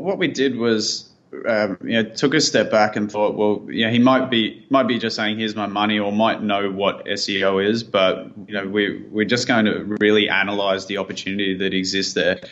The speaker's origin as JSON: {"language": "English", "town": "Sydney", "region": "New South Wales", "country": "Australia", "also_born_or_lived": "Thailand", "said": "we moved back from Thailand to Sydney, where we're from"}